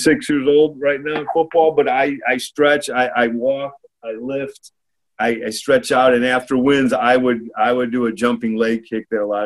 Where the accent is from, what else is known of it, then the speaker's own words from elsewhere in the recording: Gary, Indiana, United States; I am from Gary.